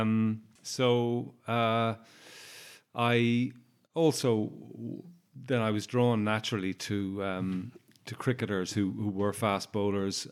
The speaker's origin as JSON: {"language": "English", "country": "Ireland", "also_born_or_lived": "Warwickshire, England", "said": "I'm Irish"}